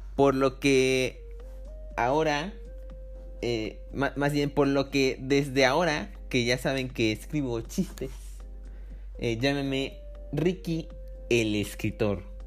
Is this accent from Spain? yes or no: no; Mexico; also born or lived in Córdoba, Veracruz; Soy mexicano.